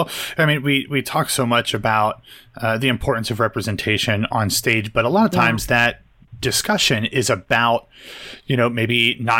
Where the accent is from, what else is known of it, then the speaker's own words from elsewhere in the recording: Central Ohio, United States; I'm a white dude from Ohio. Growing up, these were issues that, you know, I'm from Central Ohio.